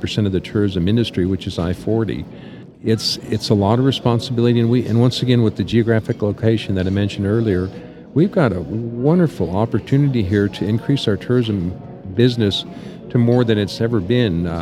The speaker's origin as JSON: {"language": "English", "town": "Amarillo", "region": "Texas", "country": "United States", "tie": "born or raised there", "moved": "as an adult", "said": "I got to raise my kids here like I was raised in Amarillo"}